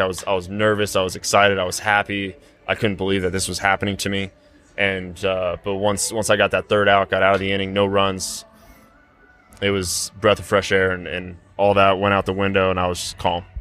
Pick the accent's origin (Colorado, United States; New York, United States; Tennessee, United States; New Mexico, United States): Colorado, United States; Denver; drafted by my hometown team in the first round with their first pick, come through their system in somewhat of a quick fashion and get to do the things that I've been able to do being from this city that I grew up